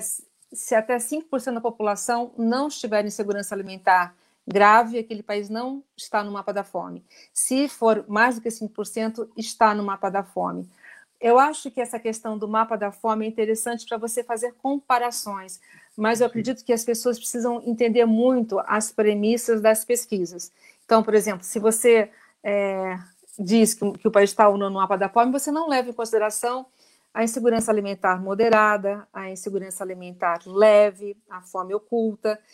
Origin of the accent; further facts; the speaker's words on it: Rio de Janeiro, Brazil; moved away; eu sou carioca, né? Eu morava no, no alto da Gávea e eu tinha a Rocinha como vizinha